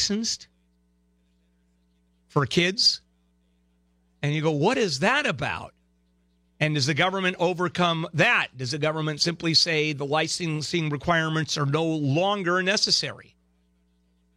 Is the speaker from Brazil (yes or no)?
yes; Brazil; now in United States; I'm from Brazil